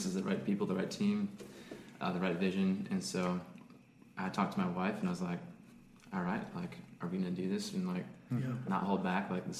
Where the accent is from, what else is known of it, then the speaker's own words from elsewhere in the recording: Hudson, Wisconsin, United States; I grew up in Hudson.